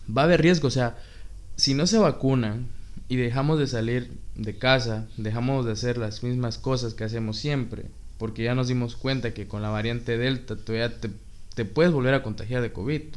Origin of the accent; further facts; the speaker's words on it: Mexico; Somos 126 millones de mexicanos